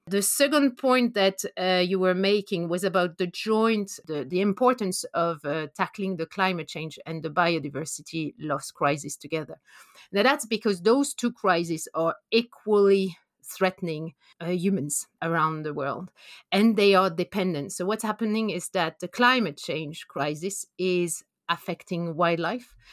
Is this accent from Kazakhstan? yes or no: no; France; English is a second language; moved away as an adult; also born or lived in Norway / Canada; now in London, United Kingdom; as you can hear from my accent, I'm, I'm from France. I did my P H D over there